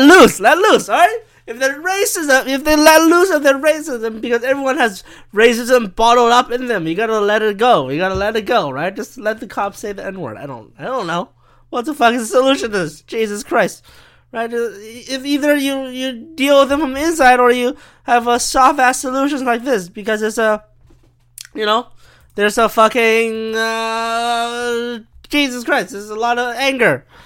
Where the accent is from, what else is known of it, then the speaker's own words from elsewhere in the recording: China; I'm from China